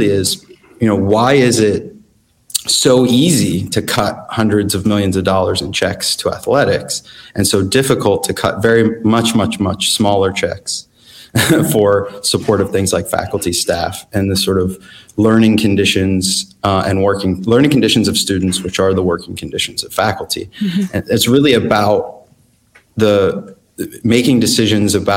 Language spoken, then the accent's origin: English; Pittsburgh, Pennsylvania, United States; moved away; I'm originally from Pittsburgh.